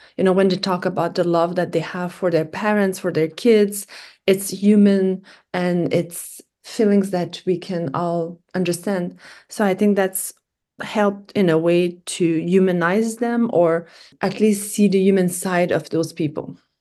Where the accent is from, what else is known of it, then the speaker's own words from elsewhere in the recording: Canada; I was from Canada.